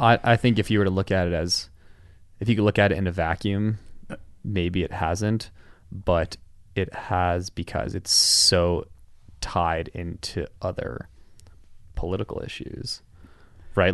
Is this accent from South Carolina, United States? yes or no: no; outside of Cleveland, Ohio, United States; moved away; I'm from Ohio